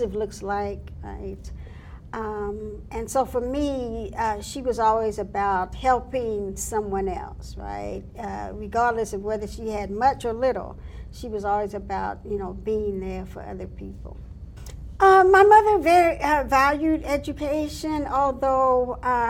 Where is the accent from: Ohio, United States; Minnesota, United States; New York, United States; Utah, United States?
Ohio, United States; Columbus; I'm from Columbus, Ohio, born and raised in Columbus, Ohio